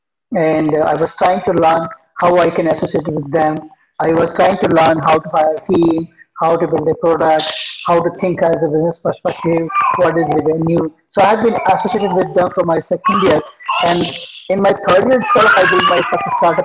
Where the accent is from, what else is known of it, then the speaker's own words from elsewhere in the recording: Agra, Uttar Pradesh, India; moved away as an adult; also born or lived in Kolkata; now in Bangalore, India; then I moved down to my hometown, Agra. I spent 2 years there to build that business from my hometown.